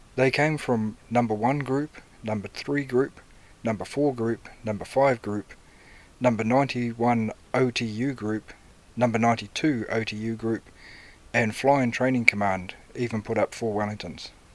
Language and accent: English; Cambridge, Waikato, New Zealand; Cambridge, my hometown.